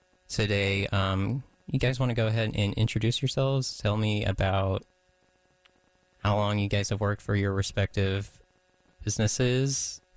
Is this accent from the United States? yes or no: yes; Durham, North Carolina, United States; A fellow Durhamite. I'm also from Durham.